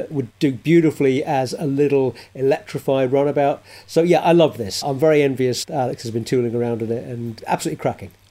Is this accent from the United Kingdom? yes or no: yes; London, United Kingdom; as a Brit, as a Londoner